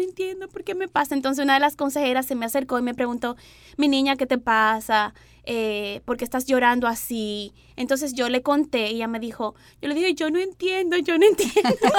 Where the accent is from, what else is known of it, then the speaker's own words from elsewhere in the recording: Dominican Republic; moved away; yo soy dominicana